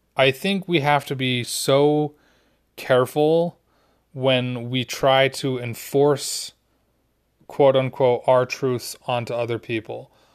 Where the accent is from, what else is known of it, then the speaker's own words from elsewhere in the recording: Utah, United States; Growing up in Utah